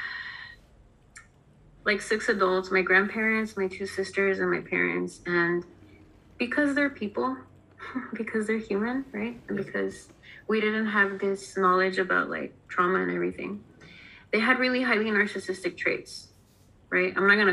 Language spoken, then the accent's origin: English; Southern California, United States; I'm originally from Southern California